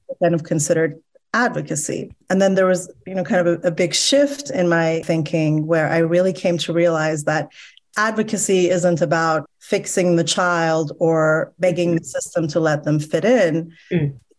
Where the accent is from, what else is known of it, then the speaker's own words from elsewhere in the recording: Iran; now in United States; I'm Iranian American, and so I just naturally come from a politically attuned background and mindsets because I grew up in a country where ideology was so kind of front and center in your everyday life